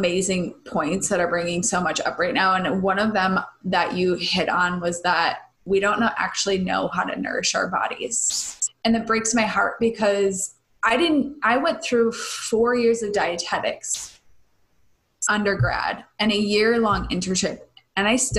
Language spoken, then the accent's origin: English; Midwest, United States; I grew up in the Midwest where it was very like Slim Fast and pasta.